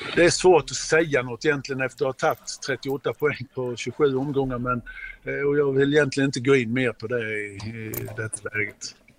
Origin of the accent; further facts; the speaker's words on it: Mjällby, Blekinge, Sweden; jag är ju född i Mjällby